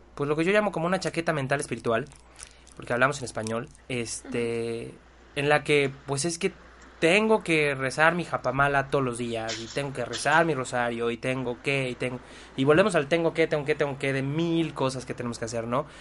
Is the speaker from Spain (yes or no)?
no; Mexico; soy mexicano